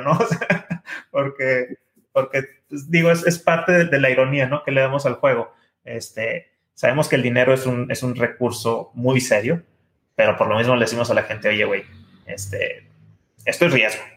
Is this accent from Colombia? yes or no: no; Mexico; los que somos mexicanos